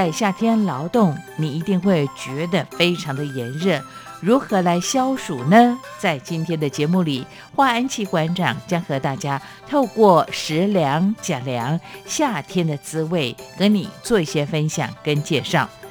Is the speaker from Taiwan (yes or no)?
yes; southern Taiwan, Taiwan; 如果夏风徐徐吹来，对于在南部乡下长大的我来说呢，这是夏天很重要的一项记